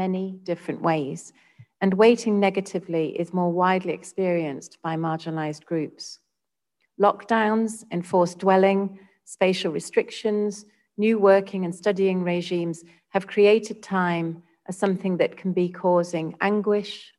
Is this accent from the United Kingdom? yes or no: yes; United Kingdom; now in Singapore; my home country of the UK